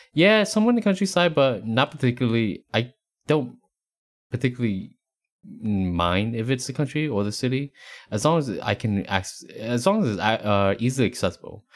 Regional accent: Appalachian Mountains, East Coast, United States; now in Texas, United States; growing up on the East Coast, you know, in the, uh, Appalachian Mountains

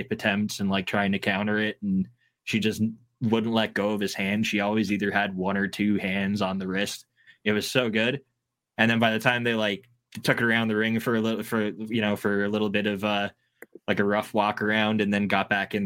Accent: Hamilton, Ontario, Canada; my hometown of Hamilton

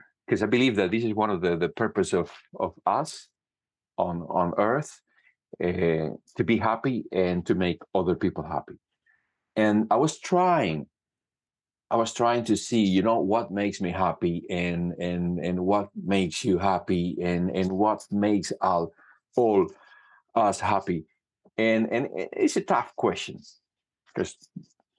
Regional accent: Cuba; moved away as an adult; also born or lived in Canada; now in Italy; I studied music in Cuba. I was born in Cuba, and I did music for a long

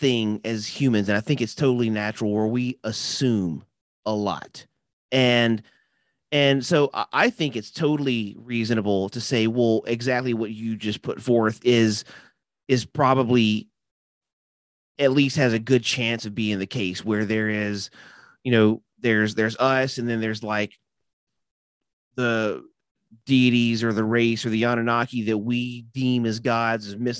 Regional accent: Nashville, Tennessee, United States; I am from Nashville, Tennessee. I am a rare unicorn around

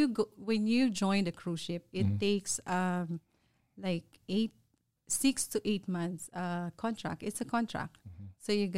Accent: Philippines; But anyway, so I born and raised in Philippines, and I grew up with a family who always cook and gather together over the food.

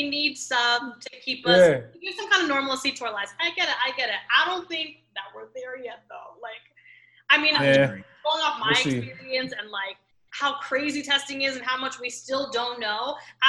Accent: New York, United States; born there; I was born in New York. I like to claim New York as part of my being.

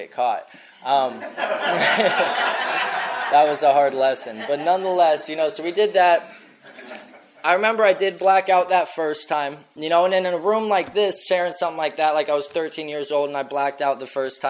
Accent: Scottsdale, Arizona, United States; also born or lived in Blanding, Utah; I fucking grew up in Scottsdale

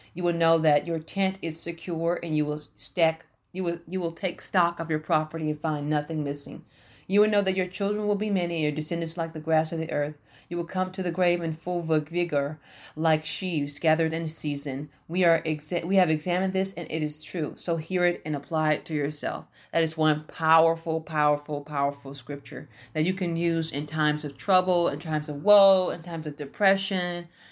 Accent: Houston, Texas, United States; I grew up in the Houston, Texas, uh, area, uh, in the Fifth Ward area.

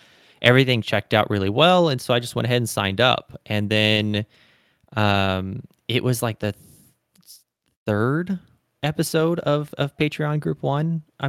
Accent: Deep South, United States; I was kind of born in the Deep South states, and I was raised in the Deep South states.

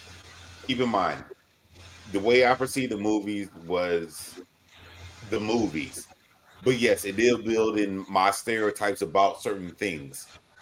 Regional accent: the South, United States; but see, I'm from the South, so I can catch a vibe, but it wasn't the same vibe.

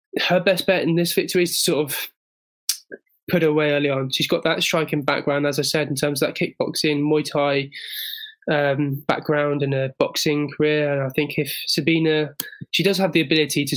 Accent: England, United Kingdom; as an Englishman

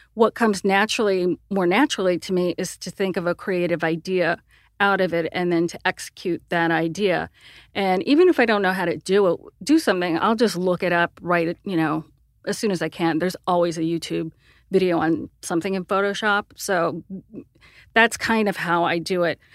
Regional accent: Sierra Vista, Arizona, United States; I grew up in a tiny podunk town of, uh, Sierra Vista, Arizona.

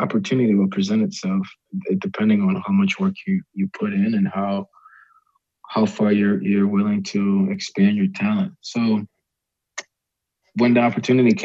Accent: Maryland, United States; growing up in Maryland, our club team would take us to University of Maryland soccer games

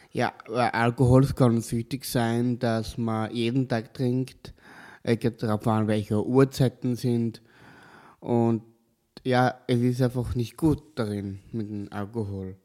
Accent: Kapfenberg, Styria, Austria; now in Leoben, Austria; Ich komme aus Kapfenberg, ich wohne auch in Leoben

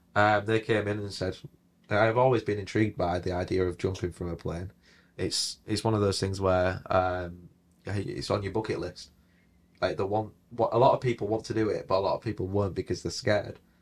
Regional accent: Hull, Yorkshire and the Humber, United Kingdom; Where I come from, you don't get a lot of opportunities. I, I'm originally from Hull. Um, I went to school on one of the biggest council estates in Europe.

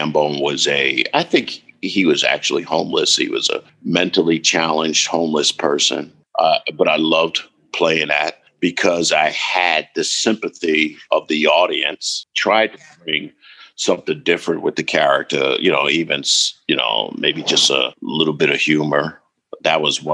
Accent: the South, United States; accent: Southern; I'm from the South

